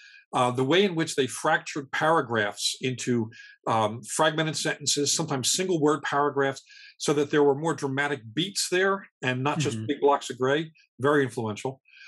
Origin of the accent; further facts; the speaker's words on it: Scotland, United Kingdom; I'm Scottish.